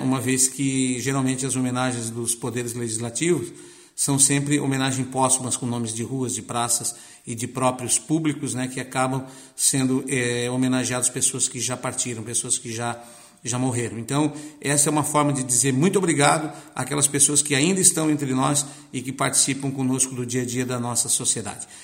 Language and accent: Portuguese; Lauro Müller, Santa Catarina, Brazil; Eu também sou natural do Barro Branco